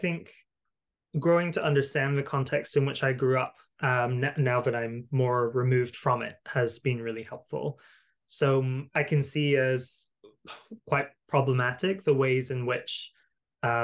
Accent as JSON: {"language": "English", "region": "Highlands of Scotland", "country": "United Kingdom", "tie": "born or raised there", "said": "I grew up largely in the Highlands of Scotland"}